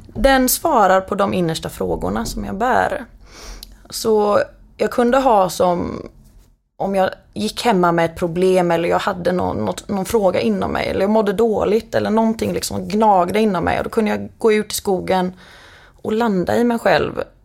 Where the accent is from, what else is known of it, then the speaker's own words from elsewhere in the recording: Partille, Västra Götaland, Sweden; now in Ljungskile, Sweden; jag växte upp utanför Göteborg i en liten ort som heter Partille